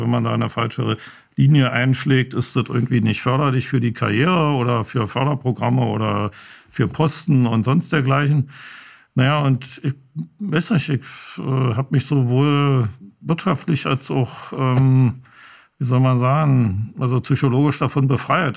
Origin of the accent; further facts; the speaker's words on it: Berlin, Germany; Ich bestehe immer auf Ostberliner, weil doch schon ein kleiner Unterschied ist